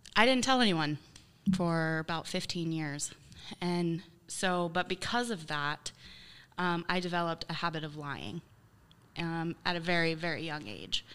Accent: Baltic, Ohio, United States; also born or lived in Dover, Ohio; I grew up in Baltic. I lived there until I was eighteen

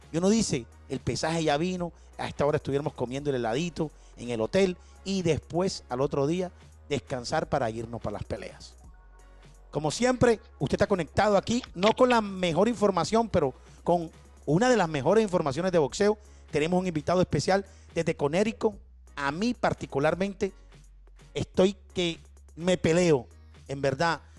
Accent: Colombia; soy de Colombia, ¿cómo vamos?

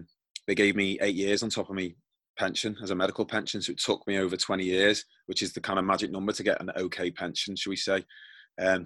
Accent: Bebington, North West England, United Kingdom; also born or lived in Wegberg, Germany / Germany; we came back and we settled in on the Wirral, so in Bebbington. And that's where I kind of grew up, in Bebbington.

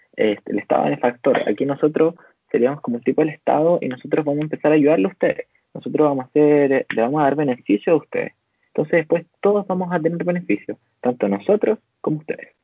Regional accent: Chile; nosotros somos chilenos

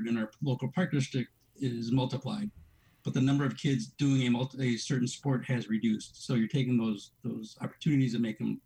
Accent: Elk Grove Village, Illinois, United States; I've been a resident of Elk Grove Village since 1980, so spent my formative years

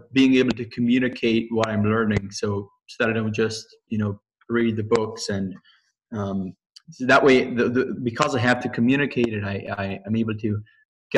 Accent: Manitoba, Canada; I'm a Hutterite from Manitoba, Canada.

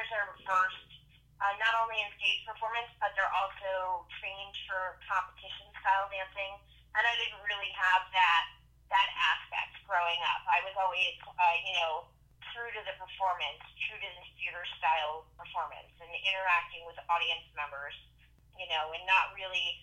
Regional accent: South Florida, United States; also born or lived in Oceanside, New York; Originally, I was born in Oceanside, New York. And I started, school and my love of art in New York on Long Island. And when I was about 7 years old, my father, who had worked for Eastern Airlines, in kind of upper management, was offered a relocation benefit to come here to Florida.

